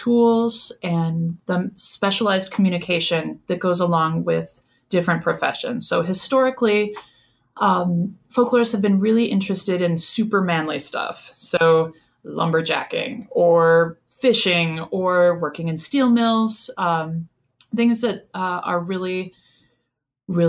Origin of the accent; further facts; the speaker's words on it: Wisconsin, United States; moved away as an adult; also born or lived in Madison; When I was growing up in Wisconsin, we listened to Down Home Dairyland